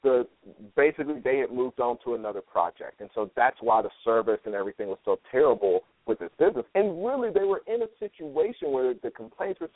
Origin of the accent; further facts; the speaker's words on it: Chattanooga, Tennessee, United States; moved away; also born or lived in New York; I grew up in Chattanooga, Tennessee, and went to school in New York